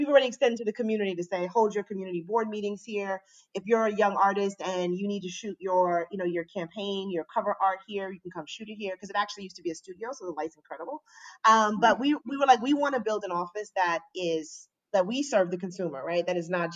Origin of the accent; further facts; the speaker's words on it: New York, United States; also born or lived in Maryland; I mostly grew up in New York in Queens